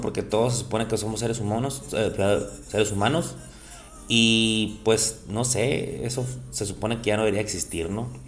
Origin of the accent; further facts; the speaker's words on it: Mexico; somos mexicanos